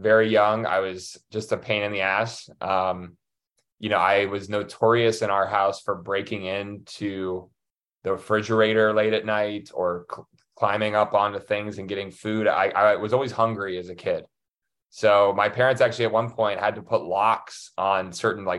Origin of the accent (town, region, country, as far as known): Pittsburgh, Pennsylvania, United States; born or raised there; also born or lived in Chicago, Illinois